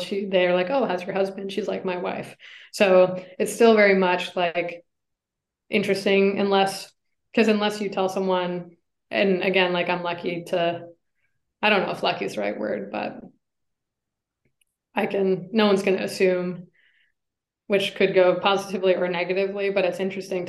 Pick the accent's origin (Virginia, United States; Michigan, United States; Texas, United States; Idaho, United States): Michigan, United States; Ann Arbor; moved away; I grew up in Michigan, and I was in Ann Arbor